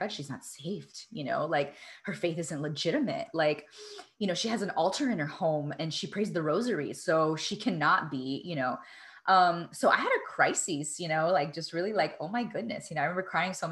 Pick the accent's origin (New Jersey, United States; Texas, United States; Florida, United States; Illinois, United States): Florida, United States; Miami; I'm Cuban American from Miami. And I'm very specific when I say from Miami, because that because of my social location growing up, had a very unique experience growing up